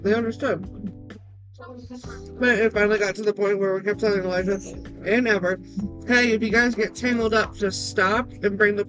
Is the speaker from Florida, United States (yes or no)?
yes; Florida, United States; moved away; from where I was born and raised in Florida